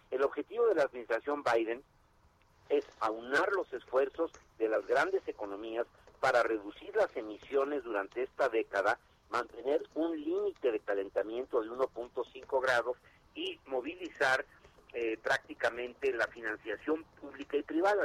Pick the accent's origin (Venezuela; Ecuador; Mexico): Mexico; Nezahualcóyotl, State of Mexico; yo soy de Nezahualcóyotl, ahorita que estoy hablando con ustedes, estoy aquí en mi casa